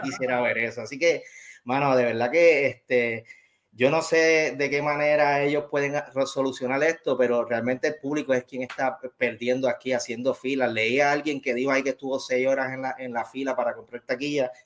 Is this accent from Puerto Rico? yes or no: yes; Bayamón, Puerto Rico; yo soy nacido y criado en Bayamón, la mejor ciudad de Puerto Rico